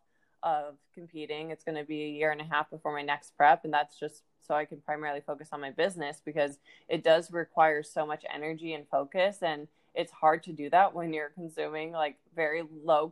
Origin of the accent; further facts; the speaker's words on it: Ohio, United States; now in Florida, United States; I'm actually also from Ohio, currently living in Florida